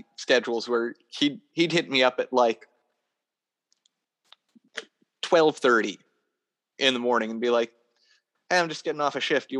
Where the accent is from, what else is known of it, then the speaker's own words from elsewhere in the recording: Niagara Falls, New York, United States; moved away as an adult; So I moved back to my hometown area for a bit. Got my bearings, but at the same time, at the time that I was in my hometown area, I was living with my family again.